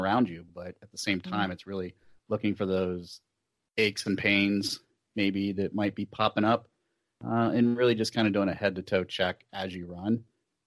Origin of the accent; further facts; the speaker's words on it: Columbus, Ohio, United States; It's probably my hometown race. The Cap City Half Marathon is a quarter marathon as well. It's here in downtown Columbus.